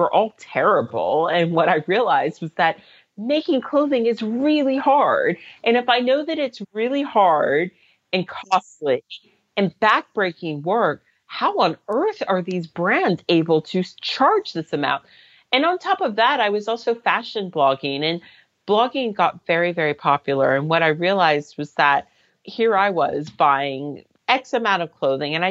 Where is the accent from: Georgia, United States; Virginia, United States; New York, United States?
Virginia, United States; Reston; moved away as an adult; now in London, United Kingdom; I grew up in Reston, Virginia, but I first came to London when I was 20.